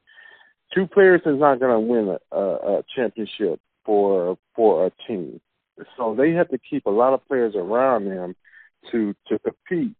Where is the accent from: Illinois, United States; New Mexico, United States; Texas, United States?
Illinois, United States; Chicago; I grew up here in Chicago